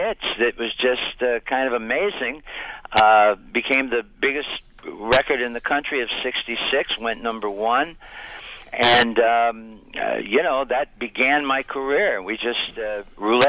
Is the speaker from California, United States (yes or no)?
no; Niles, Michigan, United States; we started my first band back in my hometown, Niles, Michigan